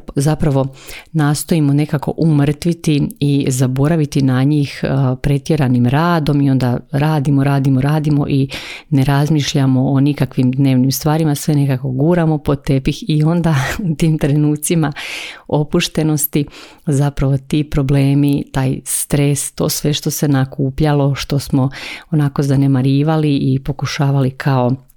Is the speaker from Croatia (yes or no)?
yes; Croatia; tu kod nas u Hrvatskoj